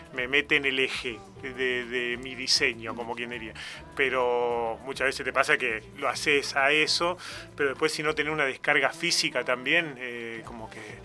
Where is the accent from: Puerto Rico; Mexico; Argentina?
Argentina; Olavarría, Buenos Aires Province; moved away as an adult; now in Tandil, Argentina; cuando nos vinimos a vivir a Tandil, nosotros somos de Olavarría